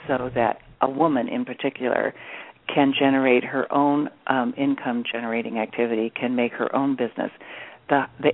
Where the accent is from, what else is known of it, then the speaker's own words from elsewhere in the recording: Midwest, United States; I grew up in the Midwest part of the U.S. in a small community